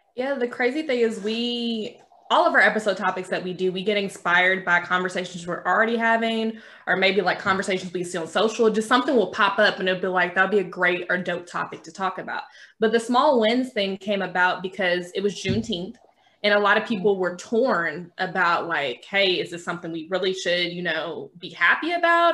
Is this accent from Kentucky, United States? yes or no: yes; Kentucky, United States; I'm from Kentucky